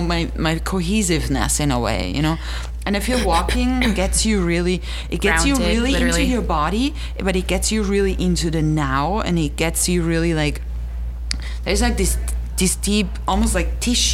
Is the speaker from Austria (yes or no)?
yes; Austria; moved away; I grew up in Austria.